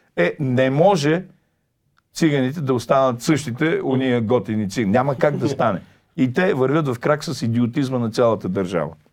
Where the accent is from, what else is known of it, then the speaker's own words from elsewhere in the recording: Shopluk, Bulgaria; аз съм шоп, е тук от едно съвсем близко селце Кривина, по майчина линия